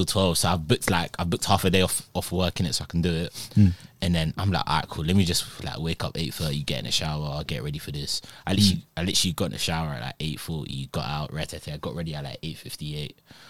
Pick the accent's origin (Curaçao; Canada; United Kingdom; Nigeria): Nigeria; I'm from Nigeria.